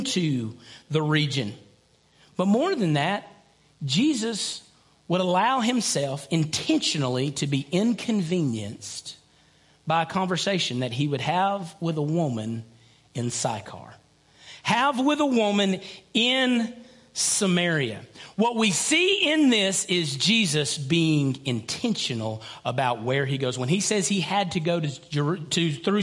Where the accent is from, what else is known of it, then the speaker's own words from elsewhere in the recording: Lickskillet, Alabama, United States; I grew up in Lickskillet